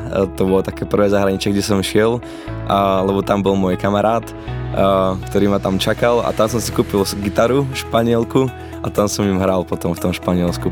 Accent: Lučenec, Banská Bystrica Region, Slovakia; Narodil sa mladý šuhaj v Lučenci

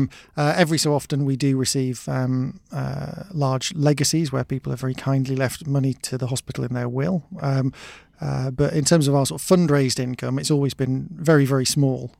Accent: Oxted, South East England, United Kingdom; I'm from Oxted

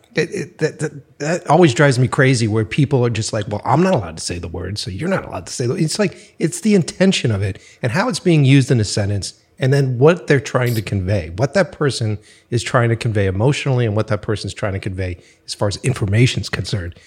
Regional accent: Boston, Massachusetts, United States; moved away; I'm from the East Coast originally, so from Boston

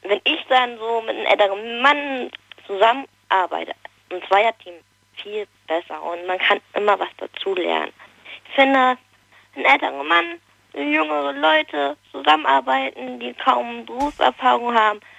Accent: Hesse, Germany; now in Stuttgart, Germany; Ich bin ja von Nordhessen, von der Nähe von Kassel nach Stuttgart gezogen.

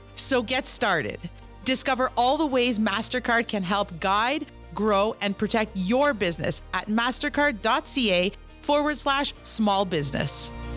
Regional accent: Kitigan Zibi, Quebec, Canada; I'm an entrepreneur from Kittagon, Zibi, and Anishinaabe.

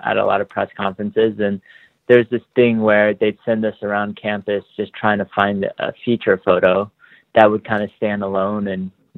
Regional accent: Dallas, Texas, United States; I grew up in Texas, in Dallas

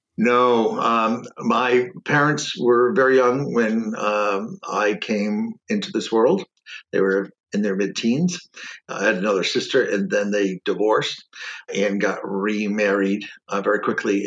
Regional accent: Keene, New Hampshire, United States; also born or lived in Detroit, Michigan; I was uh, born in Keene.

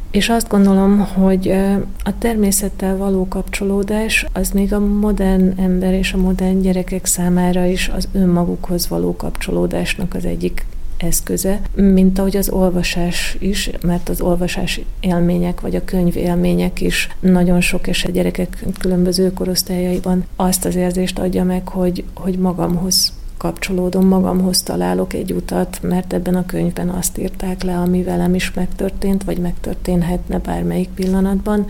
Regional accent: Zalaegerszeg, Zala, Hungary; also born or lived in Budapest; now in Danube Bend, Hungary; én Zalaegerszegen születtem

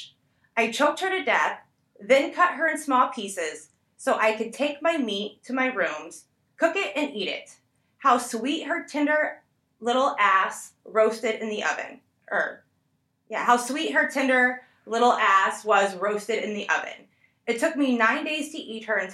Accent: Fort Lauderdale, Florida, United States; also born or lived in Tipton, Indiana; now in Indiana, United States; I grew up in Fort Lauderdale

